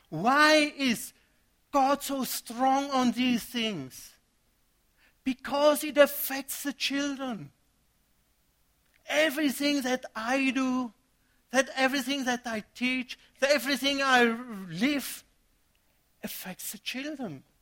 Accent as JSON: {"language": "English", "country": "Germany", "moved": "yes", "said": "I came from Germany, first year being here, got married, and had a son immediately."}